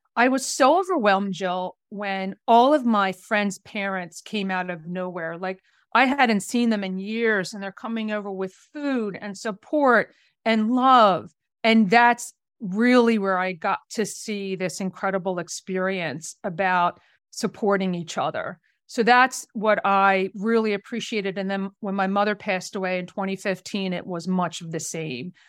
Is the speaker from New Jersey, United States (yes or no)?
yes; New Jersey, United States; I'm originally from the South Jersey area